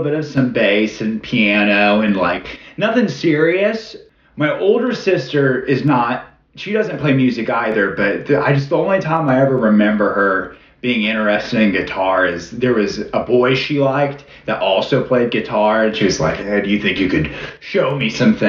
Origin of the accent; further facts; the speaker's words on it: Kokomo, Indiana, United States; moved away as an adult; I am from Kokomo, Indiana